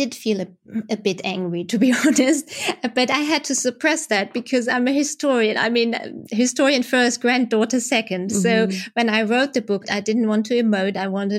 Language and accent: English; Germany; I mean, I had it when I was growing up in Germany.